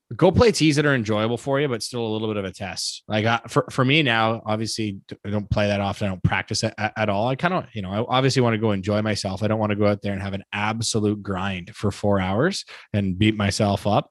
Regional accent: Canada; I'm proud to be Canadian. I'm Canadian.

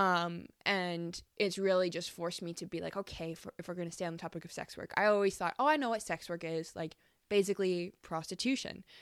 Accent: Calgary, Alberta, Canada; moved away as an adult; also born or lived in Australia; been living back in my hometown of Calgary

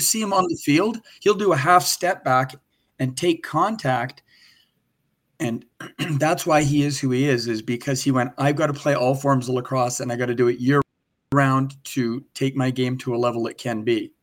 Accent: Victoria, British Columbia, Canada; grew up in Victoria where it's like you said, it's rain. Like Oregon

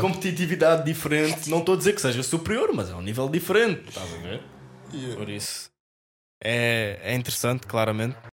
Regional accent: Amadora, Lisbon, Portugal; nós somos da Amadora, por isso é o clube da nossa cidade

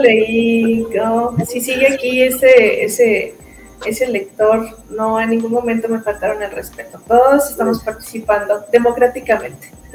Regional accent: Guanajuato, Mexico; moved away as an adult; now in León, Mexico; Yo soy de Guanajuato, este, y, ya quisiera, aquí ahora que vivo en León

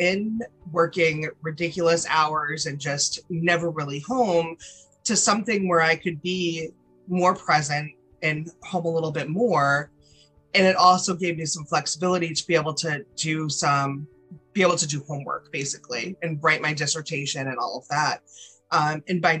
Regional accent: Rhode Island, United States; now in North Carolina, United States; I was born and raised in Rhode Island, very small town in a small state, and now living in North Carolina

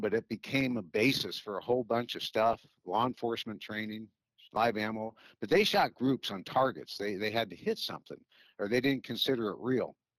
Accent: Chicago, Illinois, United States; moved away; I'm originally from Chicago

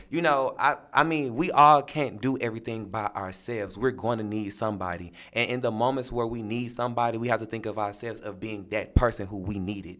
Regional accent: St. Louis, Missouri, United States; I am from Saint Louis, Missouri, this city

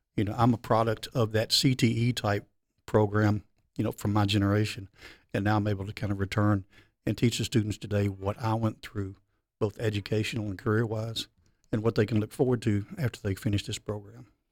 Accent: Memphis, Tennessee, United States; I'm born and raised in Memphis, Tennessee.

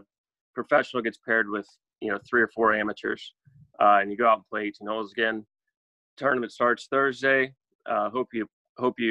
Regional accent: Charleston, South Carolina, United States; So I love living here. Love growing up here

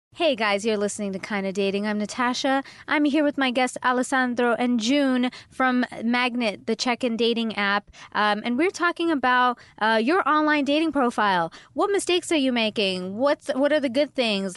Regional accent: Toronto, Ontario, Canada; I'm from Toronto

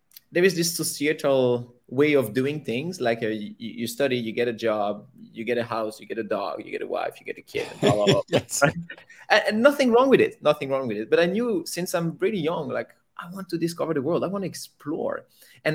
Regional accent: Belgium; moved away as an adult; So I was born in Belgium. Okay. I lived there until I was about 26 years old

